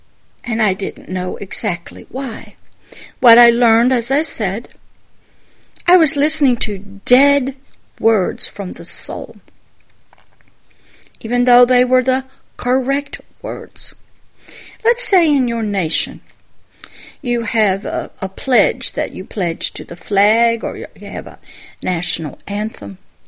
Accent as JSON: {"language": "English", "region": "Deep South", "country": "United States", "tie": "born or raised there", "said": "I grew up in the Deep South. I grew up when George Wallace stood on the steps and wouldn't allow them into college. That was the neighborhood I grew up in."}